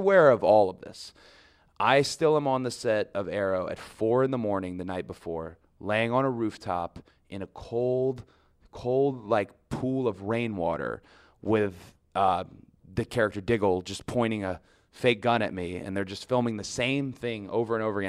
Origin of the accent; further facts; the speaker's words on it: the South, United States; I'm from the South.